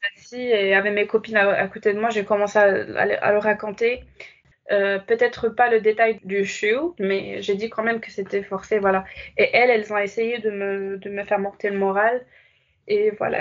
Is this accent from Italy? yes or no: no; Casablanca, Casablanca-Settat, Morocco; moved away as an adult; also born or lived in Fes, Morocco; now in France; quand j'ai quitté Casa pour vivre à Fès